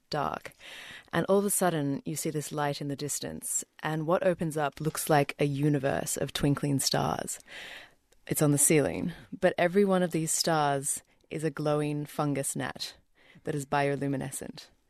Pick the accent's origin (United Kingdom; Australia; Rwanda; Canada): Australia; also born or lived in New Zealand; I grew up in Australia, but was born in New Zealand